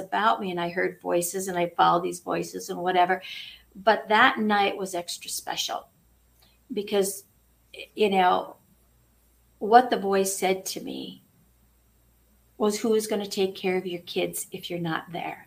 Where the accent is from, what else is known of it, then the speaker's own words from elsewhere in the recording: Midwest, United States; I grew up in the Midwest on a farm